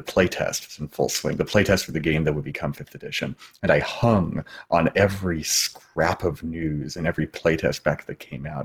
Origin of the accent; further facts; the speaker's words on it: Washington, United States; moved away as an adult; also born or lived in California; I left my home state of Washington and traveled to California to go to school to be an actor